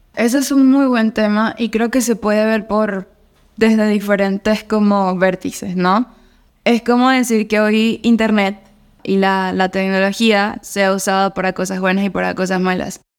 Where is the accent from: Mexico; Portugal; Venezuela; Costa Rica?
Venezuela; Mérida; now in Colombia; soy de Mérida, Venezuela, pero vivo en Colombia